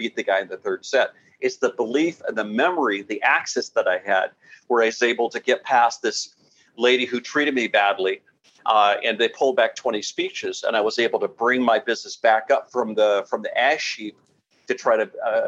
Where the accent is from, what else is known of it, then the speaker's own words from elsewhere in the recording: San Diego, California, United States; I grew up in San Diego, and we used to go to Shamu shows about once a month during the summertime at least.